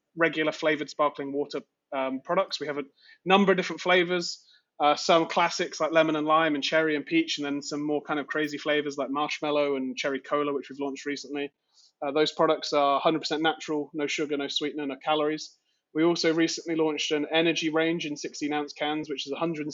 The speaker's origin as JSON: {"language": "English", "country": "United Kingdom", "moved": "as an adult", "lives_now": "New York, United States", "said": "So I'm British. This isn't a put-on accent"}